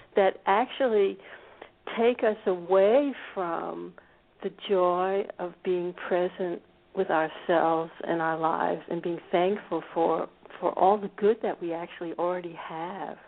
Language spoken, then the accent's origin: English; United States; now in Scandinavia; I grew up actually in a suburb of Washington D.C.